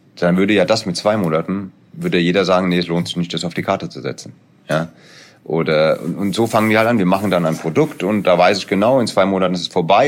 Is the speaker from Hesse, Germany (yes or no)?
yes; Hesse, Germany; ich bin Hesse